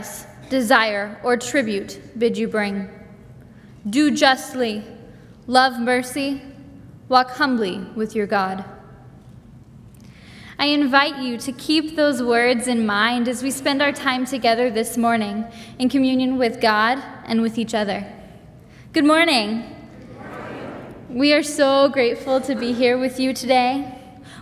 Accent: Mulvane, Kansas, United States; I am from Mulvane, Kansas.

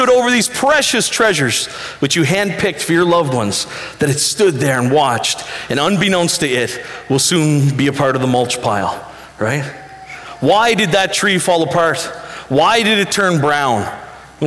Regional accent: Western Prince Edward Island, Canada; I grew up on Western PEI

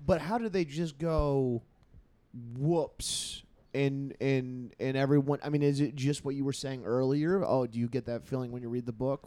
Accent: California, United States; I was raised in California

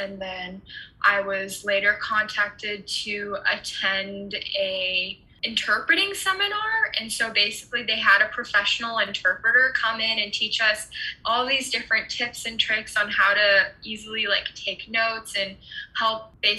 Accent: Germany; I was born and raised in Germany, and so I grew up speaking German and English at the same time.

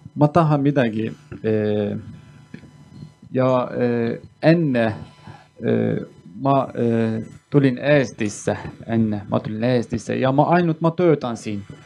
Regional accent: Turkey; Estonian is a second language; moved away as an adult; now in Estonia; ma olen pärit Türgist, aga mina olen kurt

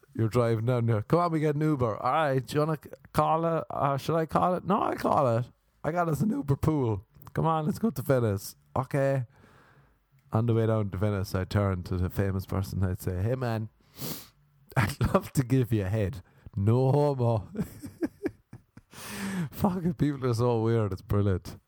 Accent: Ireland; growing up in Ireland

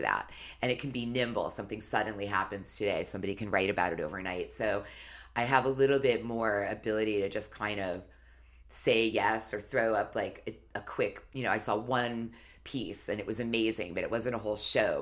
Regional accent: New York City, New York, United States; I grew up in New York City

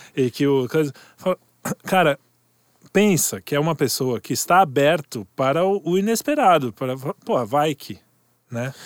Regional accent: Brazil

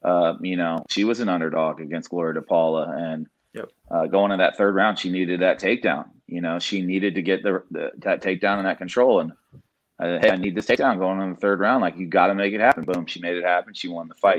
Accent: Indiana, United States; now in Dallas-Fort Worth, United States; I grew up in Indiana

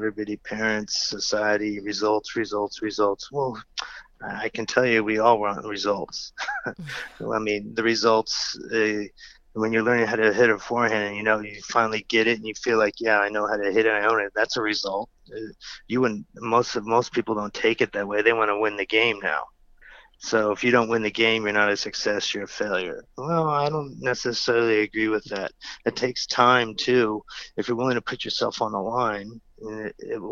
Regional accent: California, United States; growing up in California

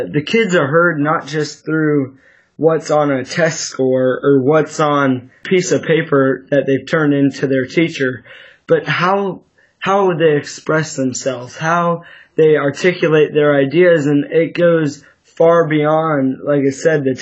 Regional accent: Sacramento, California, United States; I'm 16 years old, still living here in Sacramento, California

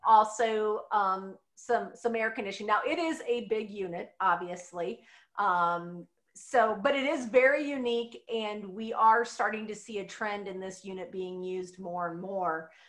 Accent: Midwest, United States; growing up in the Midwest

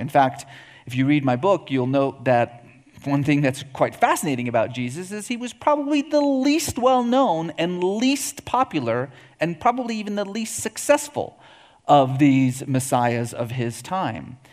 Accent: Iran; I was born in Iran

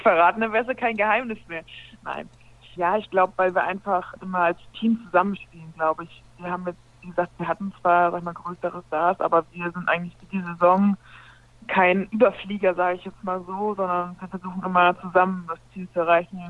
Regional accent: village near Hamburg, Schleswig-Holstein, Germany; also born or lived in Frankfurt (Oder); now in Buxtehude, Germany; gebürtige Hamburgerin, das ist richtig. Wenn man so groß geworden bin ich in einem kleinen Dorf überhalb von Hamburg in Tornisch.

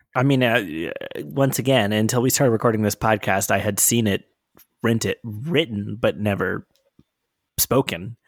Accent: Atlanta, Georgia, United States; I'm from Atlanta

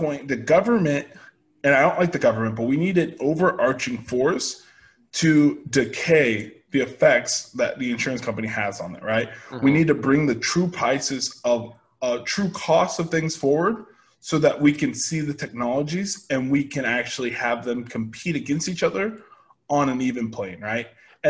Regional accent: United States; Yeah, rather. I am an American.

